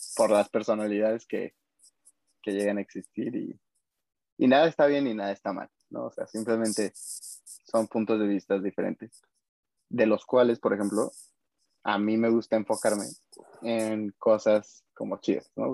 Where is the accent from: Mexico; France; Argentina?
Mexico; como mexicanos vivimos